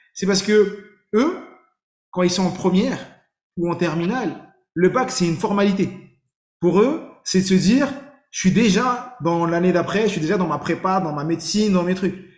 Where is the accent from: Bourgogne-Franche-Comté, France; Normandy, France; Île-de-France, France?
Île-de-France, France; Saint-Ouen; j'ai grandi à Saint-Ouen dans le 93, j'ai tout fait à Saint-Ouen.